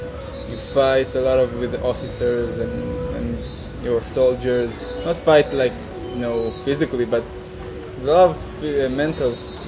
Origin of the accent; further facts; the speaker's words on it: Israel; I'm 23 years old. I'm from Israel.